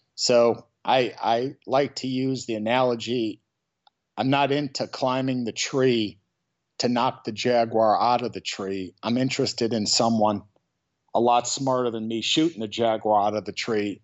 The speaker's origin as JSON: {"language": "English", "town": "Chicago", "region": "Illinois", "country": "United States", "moved": "yes", "lives_now": "San Francisco, United States", "said": "I'm from Chicago, Illinois, originally"}